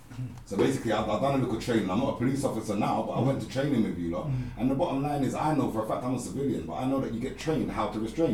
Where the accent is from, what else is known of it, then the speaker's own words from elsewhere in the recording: Kent, South East England, United Kingdom; I grew up in Kent.